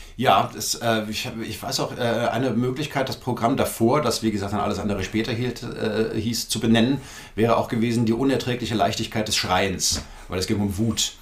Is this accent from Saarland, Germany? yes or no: no; Frankfurt am Main, Hesse, Germany; also born or lived in Berlin; ich bin in Frankfurt am Main aufgewachsen